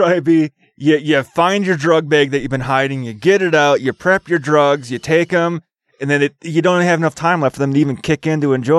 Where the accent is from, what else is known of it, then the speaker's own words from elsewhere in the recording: Oshkosh, Wisconsin, United States; now in Utah, United States; growing up in Oshkosh, Wisconsin